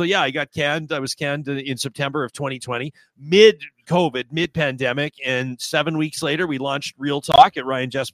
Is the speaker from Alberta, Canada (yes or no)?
yes; Calgary, Alberta, Canada; my hometown newspaper, the Calgary Herald